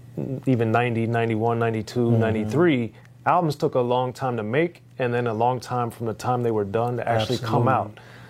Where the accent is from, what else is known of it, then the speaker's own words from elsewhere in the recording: Maryland, United States; And I, even though I grew up in Maryland, I had the fortune of hearing some of the mixes that he did from K-Day